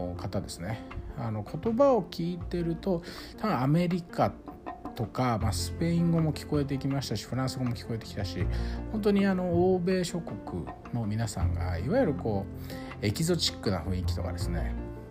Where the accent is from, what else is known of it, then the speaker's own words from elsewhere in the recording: Saitama, Japan; 私は埼玉県出身なので